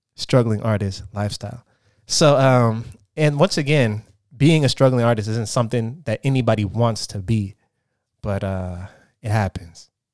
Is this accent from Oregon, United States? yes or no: yes; Portland, Oregon, United States; moved away as an adult; now in Los Angeles, United States; I currently live in Los Angeles, California. I'm, I'm, uh, I'm from Portland, Oregon